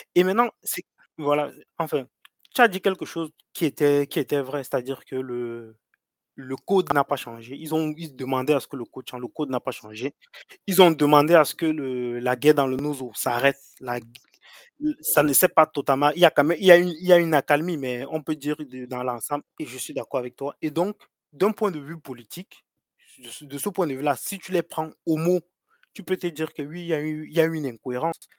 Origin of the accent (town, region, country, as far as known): Cameroon